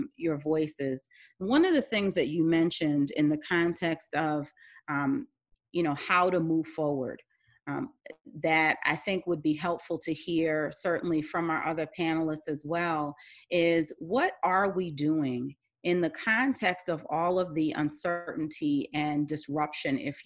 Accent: New York, United States; I'm a New Yorker

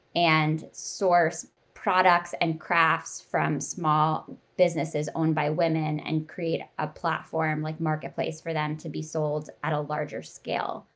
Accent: East Coast, United States; I grew up on the East Coast

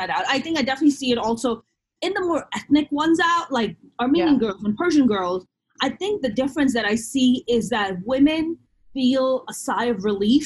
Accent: Pakistan; now in Los Angeles, United States; I'm Muslim, I'm Pakistani

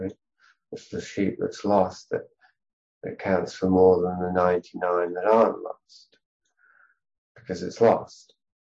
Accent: Yorkshire and the Humber, United Kingdom; we're both from Yorkshire.

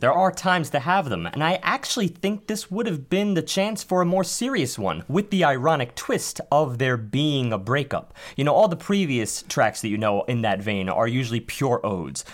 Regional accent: New York City, New York, United States; being New Yorkers

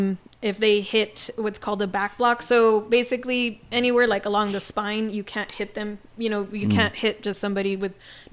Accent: El Paso, Texas, United States; I was from the Northeast.

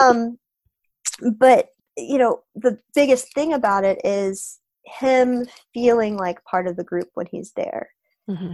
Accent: Florida, United States; am from Florida

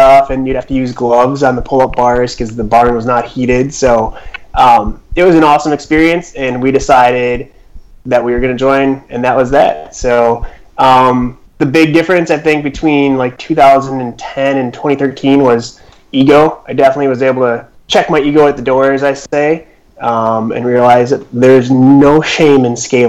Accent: Chicago, Illinois, United States; also born or lived in Minnesota; now in Madison, United States; I grew up in the Michael Jordan era of Chicago, so basketball was always number one.

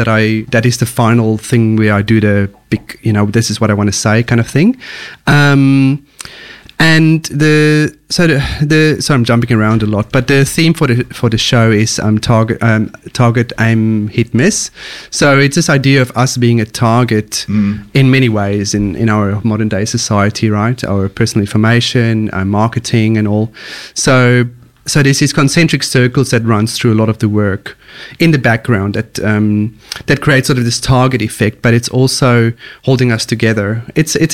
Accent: South Africa; moved away as an adult; now in Melbourne, Australia; I was born in South Africa

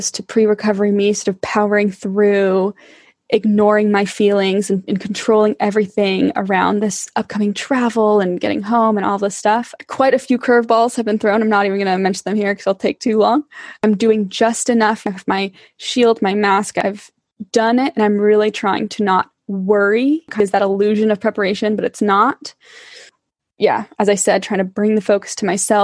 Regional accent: California, United States; now in England, United Kingdom; I am originally from California

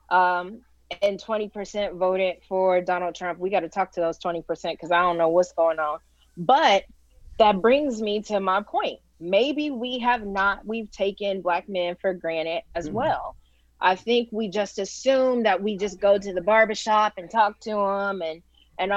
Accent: Gary, Indiana, United States; my hometown of Gary

